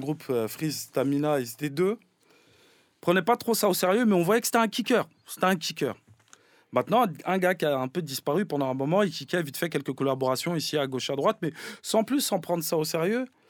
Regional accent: Paris, Île-de-France, France; j'ai grandi dans Paris

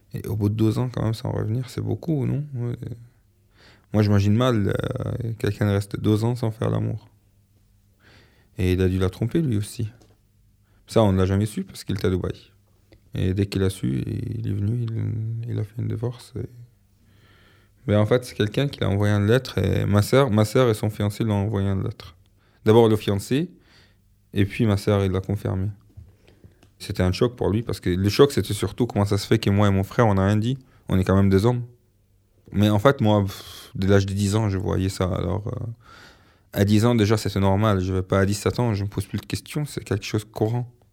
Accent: Alexandria, Alexandria Governorate, Egypt; French is a second language; moved away as an adult; quand je suis parti de l'Égypte

